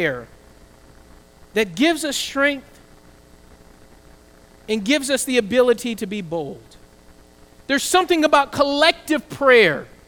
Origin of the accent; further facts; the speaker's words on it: the South, United States; I grew up in the South, we were also able to pray in class.